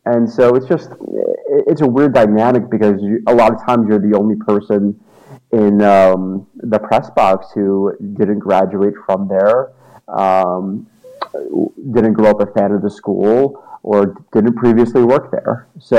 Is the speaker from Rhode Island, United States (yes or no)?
no; New York City, New York, United States; also born or lived in Starkville; I came from New York City, and I lived in Auburn, Alabama for about 10 months, but that was a real brief time period for me.